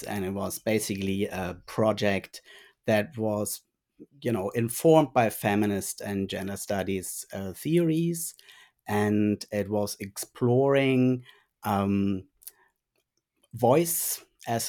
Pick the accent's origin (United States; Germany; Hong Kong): Germany; first language German; English is a second language; moved away as an adult; now in Bendigo, Australia; I originally did my training in speech pathology in Germany. And German is also my first language